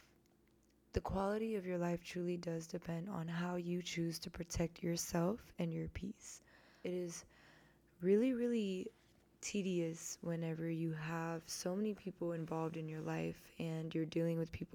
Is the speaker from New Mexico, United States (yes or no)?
no; Houston, Texas, United States; I'm from Houston, Texas